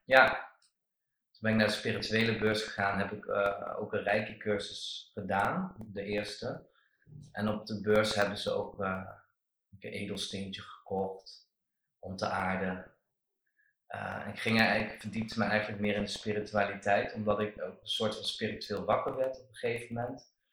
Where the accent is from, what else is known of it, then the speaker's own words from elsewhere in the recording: Netherlands; ik ben een Nederlander